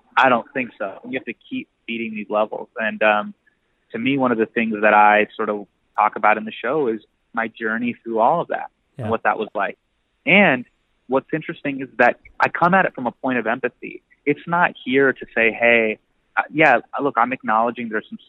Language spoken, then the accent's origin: English; Davis, California, United States; I grew up in Davis, California, a small town in Northern California